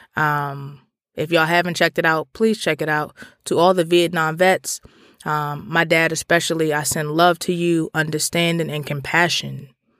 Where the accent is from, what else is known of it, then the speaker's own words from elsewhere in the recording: Washington, District of Columbia, United States; I grew up in Petworth, Northwest D C